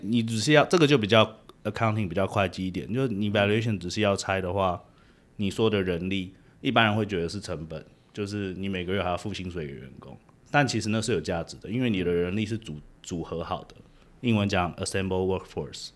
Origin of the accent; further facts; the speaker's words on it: Taiwan; moved away as an adult; now in United States; 我是台湾长大，念完台湾的大学，啊，我大学是念会计